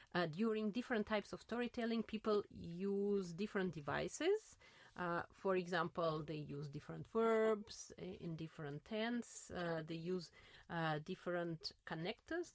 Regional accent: Saint Petersburg, Russia; English is a second language; now in Berlin, Germany; I was born in St. Petersburg, mm-hmm. at that time Leningrad, uh, in the center of St. Petersburg

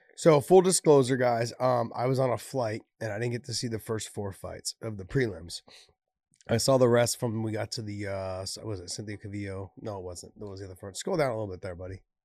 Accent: San Jose, California, United States; also born or lived in Idaho; I was born and raised here in San Jose

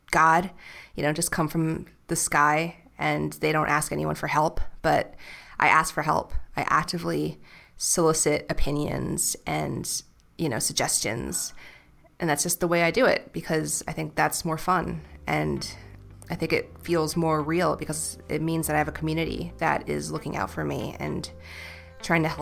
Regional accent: New York City, New York, United States; And I'll just say, like, New York City.

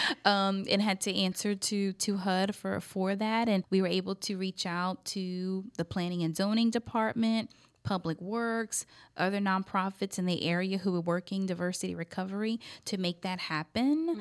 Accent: Scott, Louisiana, United States; also born or lived in Arkansas; now in Lafayette, United States; I grew up in Scott. That's considered out in the, the parish. That's municipality, part of Lafayette Parish

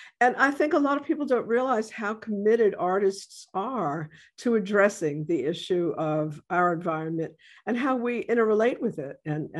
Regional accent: New York City, New York, United States; moved away as an adult; now in New Orleans, United States; I'm coming from New York City, right? This is early 70s. I've been here for enough years to maybe be called a New Orleanian

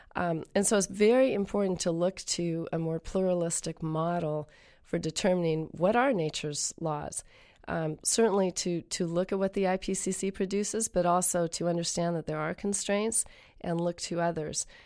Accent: Columbia River, Pacific Northwest, United States; I grew up on the banks of the Columbia River at a chum spawning site.

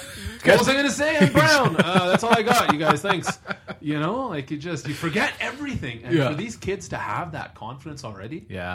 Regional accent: Calgary, Alberta, Canada; growing up in Forest Lawn

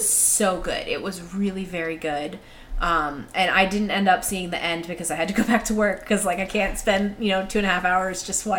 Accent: Cameroon; I knew nothing about these riots because I grew up in Africa in 1982. I think I was in Cameroon

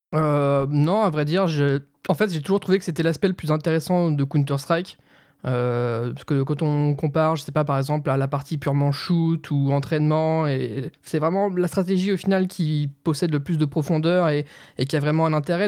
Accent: Nancy, Grand Est, France; je viens de Nancy

